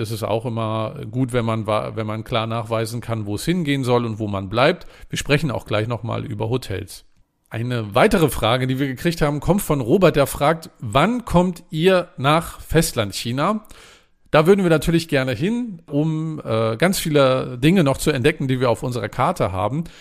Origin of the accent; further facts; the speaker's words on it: Mecklenburg-Vorpommern, Germany; mein Heimatbundesland ist ja Mecklenburg-Vorpommern